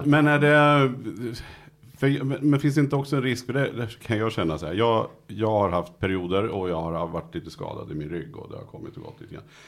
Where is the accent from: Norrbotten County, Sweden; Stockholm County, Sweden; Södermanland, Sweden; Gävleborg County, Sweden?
Södermanland, Sweden; Nyköping; jag kommer från Nyköping